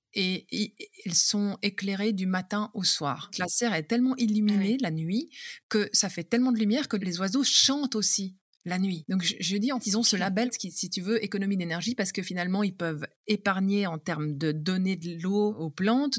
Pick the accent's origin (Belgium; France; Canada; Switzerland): Switzerland; Geneva; moved away as an adult; also born or lived in Vaud, Switzerland; now in Marche, Italy; je viens de la Suisse